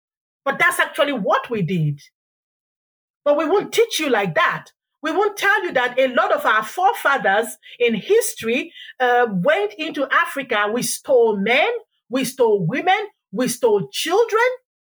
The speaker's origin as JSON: {"language": "English", "country": "Ireland", "said": "We forget how we went into the Caribbeans, the Caribbean islands, and we were indentured there as Irish people."}